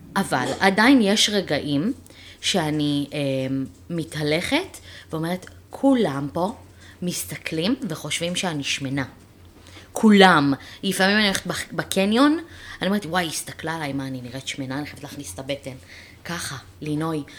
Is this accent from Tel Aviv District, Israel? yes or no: no; Ra'anana, Central District, Israel; also born or lived in Ramat Gan; אנחנו גרנו ברמת גן, אני והמשפחה שלי, גרנו ברמת גן עד שאני הייתי בת שש. זאת אומרת אני את כיתה א', עליתי, לא גדלתי ברעננה